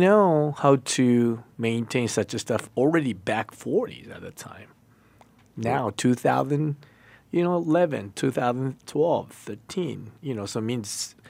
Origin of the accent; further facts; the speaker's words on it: Japan; English is a second language; moved away; I'm from Japan.